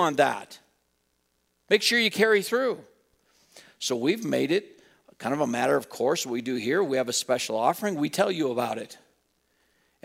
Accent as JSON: {"language": "English", "town": "Wheatland", "country": "United States", "tie": "born or raised there", "said": "growing up in Wheatland across the alley from a family"}